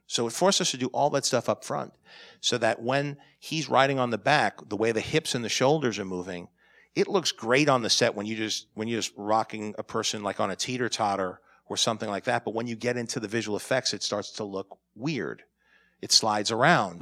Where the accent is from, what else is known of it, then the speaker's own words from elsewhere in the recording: New York, United States; I'm a New Yorker